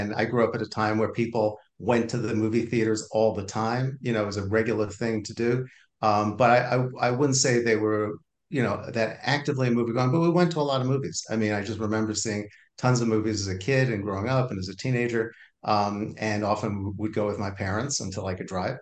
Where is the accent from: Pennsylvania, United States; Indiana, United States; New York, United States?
New York, United States; Valley Stream; I grew up on Long Island in a town called Valley Stream on the south shore of Long Island